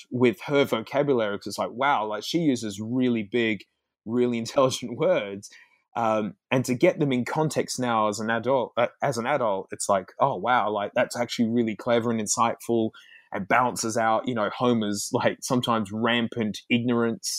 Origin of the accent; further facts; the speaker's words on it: Australia; as an Australian